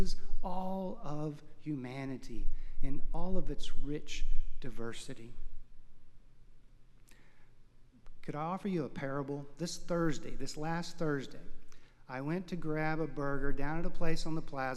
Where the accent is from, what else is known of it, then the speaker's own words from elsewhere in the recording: Houston, Texas, United States; I grew up in Houston, Texas